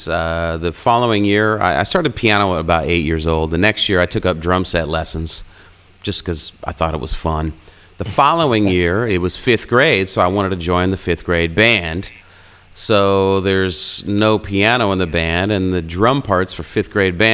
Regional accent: Illinois, United States; where I grew up in Illinois

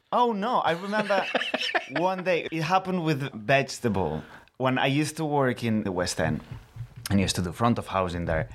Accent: Barcelona, Catalonia, Spain; accent: Spanish; first language Catalan; English is a second language; now in London, United Kingdom; I am from Barcelona, I speak like

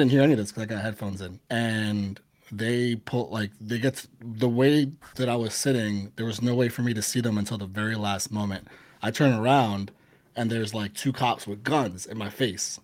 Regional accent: New York City, New York, United States; moved away as an adult; I grew up in the Bronx, everybody. Born and raised, moved away from the Bronx when I was in my mid-20s.

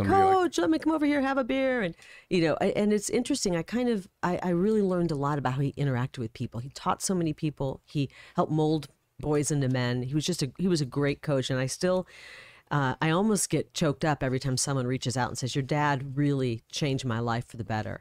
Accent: Iowa, United States; also born or lived in Illinois; now in Arizona, United States; I grew up in Iowa, um, pretty much born and raised there.

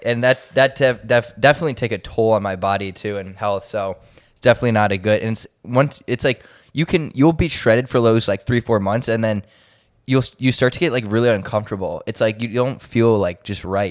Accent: Cleveland, Ohio, United States; I'm from Cleveland

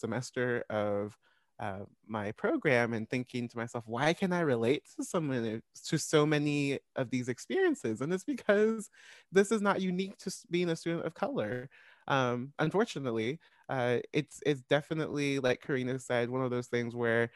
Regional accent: Olathe, Kansas, United States; white school district growing up in Olathe, Kansas.

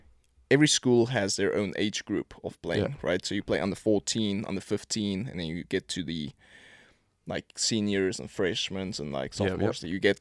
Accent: Pretoria, Gauteng, South Africa; So born and raised in South Africa, you know, Pretoria. My whole family is still back there.

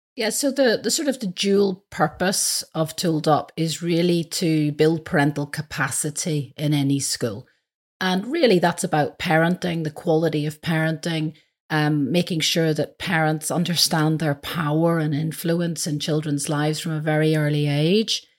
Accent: Belfast, Northern Ireland, United Kingdom; moved away; I'm originally from Belfast.

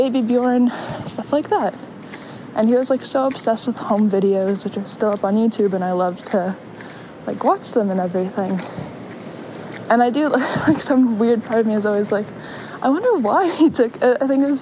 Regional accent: California, United States; moved away; the family that I grew up with in California

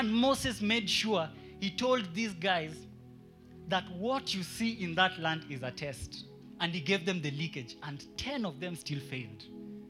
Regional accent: Kenya; I'm only a Kenyan

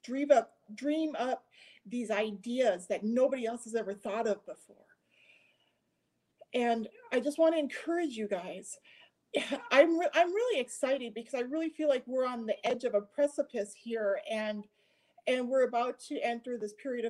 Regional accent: United States; I was a little girl growing up in America

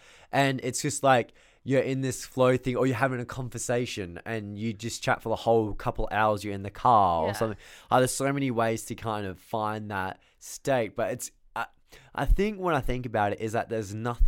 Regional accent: Australia; I'm from Australia. Grow up.

